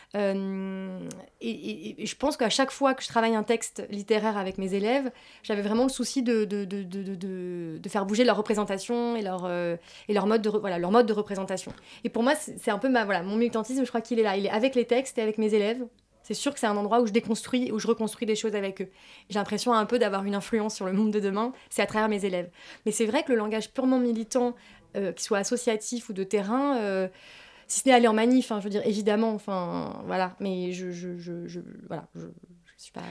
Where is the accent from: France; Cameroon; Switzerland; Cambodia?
France; j'ai grandi, euh, voilà, j'ai grandi en France